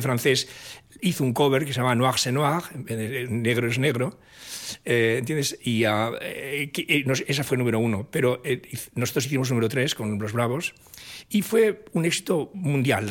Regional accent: Oviedo, Asturias, Spain; crecí en esa atmósfera en Asturias, en la capital de Asturias, en Oviedo

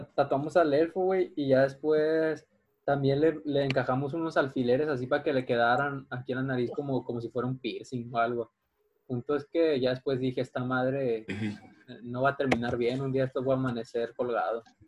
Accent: Guadalajara, Jalisco, Mexico; now in Mazatlán, Mexico; cuando yo de morro vivía en Guadalajara

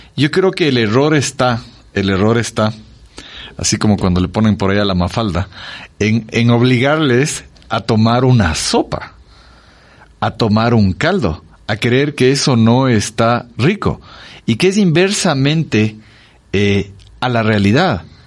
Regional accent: Ecuador; somos un país andino, en la sierra

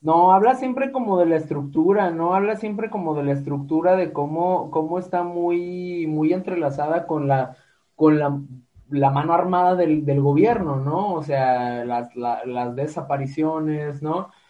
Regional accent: Guadalajara, Jalisco, Mexico; somos de Guadalajara

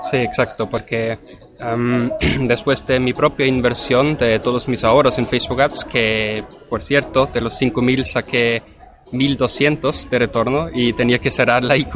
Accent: Vienna, Austria; Spanish is a second language; tengo 28 años y originalmente soy de Viena, Austria.

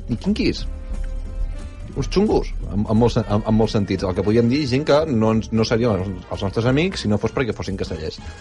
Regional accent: Barcelona, Catalonia, Spain; vinc de Sarrià

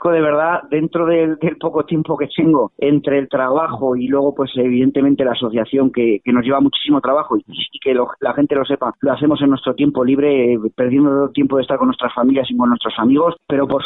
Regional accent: Catalonia, Spain; los guardias civiles somos catalanes, eh, nuestras familias eh, están en Cataluña, nuestros hijos estudian en colegios en Cataluña y por supuesto nuestro futuro también está ahí.

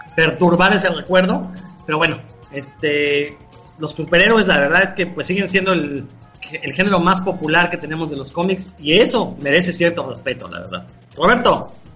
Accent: Mexico; somos mexicanos

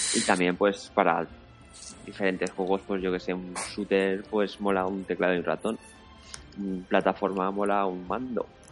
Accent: Valencia, Valencian Community, Spain; Somos de Valencia los dos

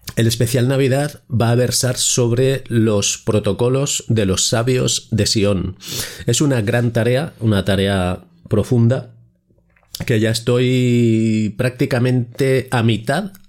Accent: Spain; como ciudadano español

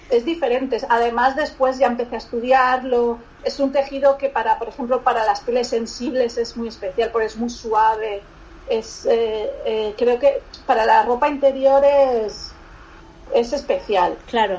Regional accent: Barcelona, Catalonia, Spain; also born or lived in Lagunilla, Salamanca; yo soy de Barcelona, pero mi familia es de un pueblo de Salamanca

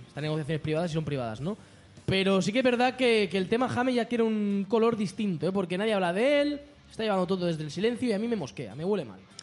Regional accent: Barcelona, Catalonia, Spain; aquí en Barcelona tenemos la suerte. Los que somos de Barcelona podemos ir a la playa

